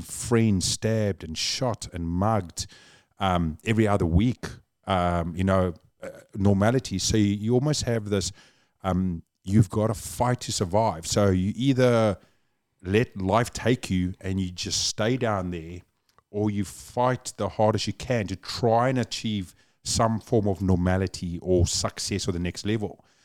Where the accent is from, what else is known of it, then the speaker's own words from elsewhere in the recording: Cape Town, Western Cape, South Africa; accent: South African; now in New Zealand; born and raised Cape Town, South Africa